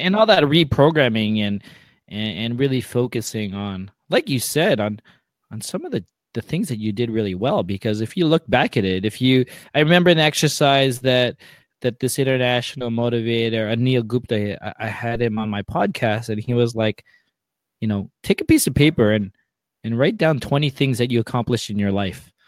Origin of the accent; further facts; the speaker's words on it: Mississauga, Ontario, Canada; also born or lived in Toronto; I grew up west of Toronto in Mississauga